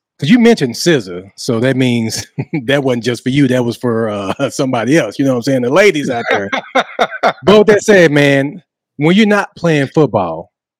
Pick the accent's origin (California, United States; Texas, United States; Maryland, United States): Texas, United States; Dallas; also born or lived in DeSoto, Texas; I grew up in Dallas.